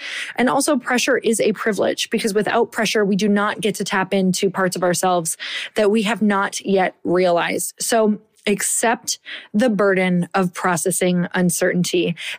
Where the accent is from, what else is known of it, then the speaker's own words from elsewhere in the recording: Midwest, United States; So I don't know about you, but I'm from the Midwest.